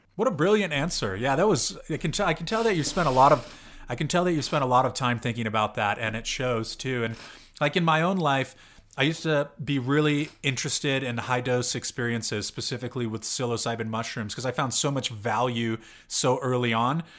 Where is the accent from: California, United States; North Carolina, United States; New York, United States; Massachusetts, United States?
California, United States; I'm from California, and I went to school in the Bay Area